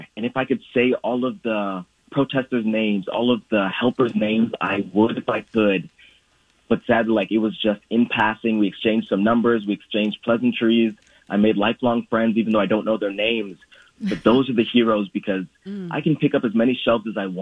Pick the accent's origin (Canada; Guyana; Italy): Guyana; also born or lived in Brazil; now in United States; my mother, my siblings, and I stayed in Guyana when my dad came to the U.S.